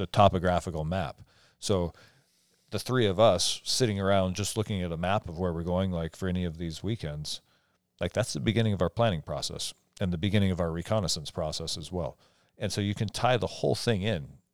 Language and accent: English; Eastern Washington, United States; I, I grew up on the East Side